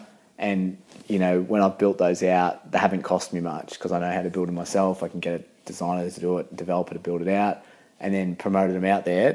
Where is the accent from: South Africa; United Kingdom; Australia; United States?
United Kingdom; England; born there; I was born in England originally